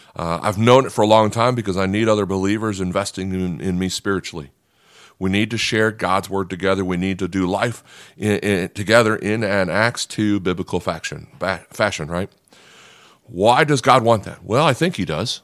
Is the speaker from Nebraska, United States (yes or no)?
yes; Nebraska, United States; I'm not a farm guy, even though I'm from Nebraska